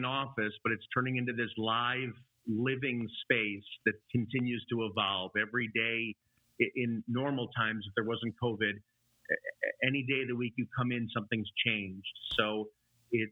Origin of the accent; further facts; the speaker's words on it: Chicago, Illinois, United States; I grew up in the suburbs of Chicago. That's where I am now